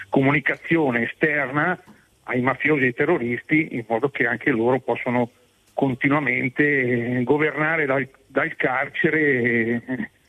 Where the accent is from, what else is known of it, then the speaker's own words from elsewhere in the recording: Tuscany, Italy; glielo no. dico da toscano, in Toscana non è considerato proprio un'aquila